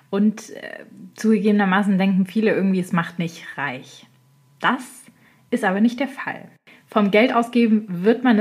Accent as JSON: {"language": "German", "region": "Baden-Württemberg", "country": "Germany", "tie": "born or raised there", "said": "Ich komme ja selber aus dem Schwabenländle und ich bin da aufgewachsen."}